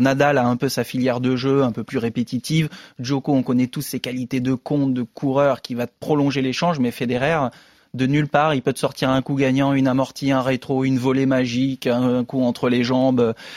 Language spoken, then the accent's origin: French; France; en tant que français